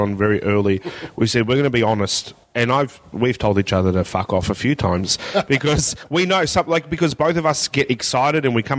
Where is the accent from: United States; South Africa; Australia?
Australia; Melbourne, Victoria; I went to a school in the northern suburbs of Melbourne